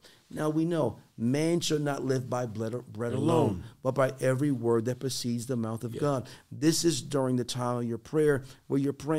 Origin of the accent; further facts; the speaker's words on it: Boston, Massachusetts, United States; growing up in Boston